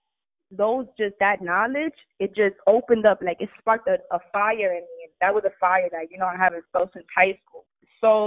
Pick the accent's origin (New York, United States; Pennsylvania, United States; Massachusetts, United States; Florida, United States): New York, United States; New York City; I'm from the Bronx. People die around here